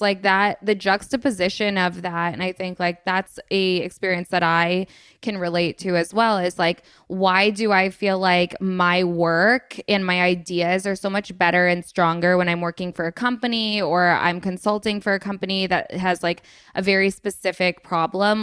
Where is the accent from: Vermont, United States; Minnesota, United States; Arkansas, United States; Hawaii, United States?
Vermont, United States; also born or lived in Los Angeles; now in Staffordshire Moorlands, United Kingdom; I am from Vermont originally, and then I moved to L A for a year, which was, like, my first time leaving Vermont